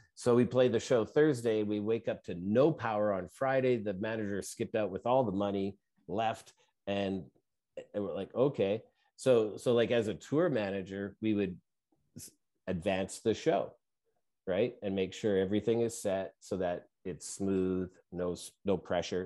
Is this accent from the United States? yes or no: no; Canada; we're Canadian, where I am